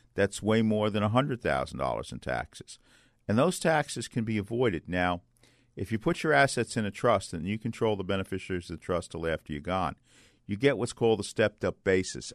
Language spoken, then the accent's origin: English; New York City, New York, United States; when I was a boy growing up in Bay Ridge, Brooklyn